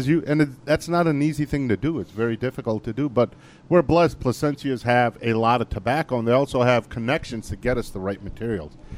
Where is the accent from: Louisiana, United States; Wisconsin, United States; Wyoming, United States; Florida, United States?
Wisconsin, United States; Green Bay; also born or lived in India; we grew up in Green Bay